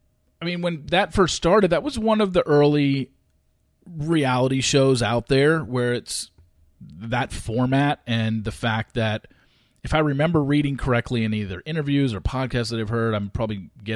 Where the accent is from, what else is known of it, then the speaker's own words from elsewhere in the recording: North Orange County, Southern California, United States; growing up in Southern California, growing up in Orange County, although I was North Orange County, they were South Orange County, where a lot of the money was. You know, I grew up middle class Orange County